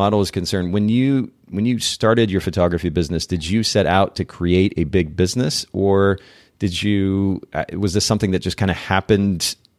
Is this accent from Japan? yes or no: yes; Japan; So I grew up in Japan.